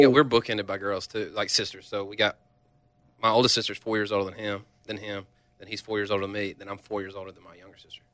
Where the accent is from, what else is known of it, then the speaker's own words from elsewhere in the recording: United States; moved away; We're river rats, uh, right on the Tennessee River, uh, Pickwick Lake. We're real close to that. That's where we grew up